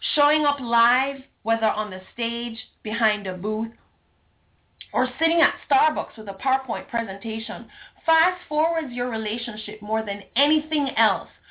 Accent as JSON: {"language": "English", "country": "Jamaica", "said": "being Jamaican, not Southern American"}